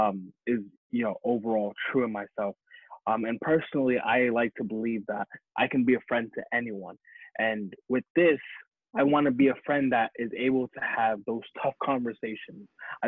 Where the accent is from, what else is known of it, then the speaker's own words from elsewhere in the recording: Addis Ababa, Ethiopia; also born or lived in Phoenix, Arizona; I just wanted to say that I'm from Phoenix, Arizona, and there's not much to rep from there, but mainly I am from Addis Ababa, Ethiopia, which is from the Horn of Africa, if you ever heard of that.